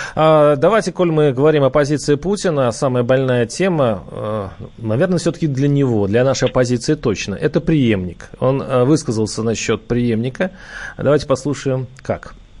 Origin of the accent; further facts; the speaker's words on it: Moscow, Russia; мы, москвичи